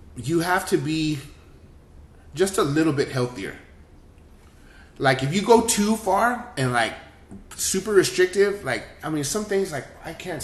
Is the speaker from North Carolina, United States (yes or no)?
no; Texas, United States; moved away; also born or lived in Los Angeles; I'm from Texas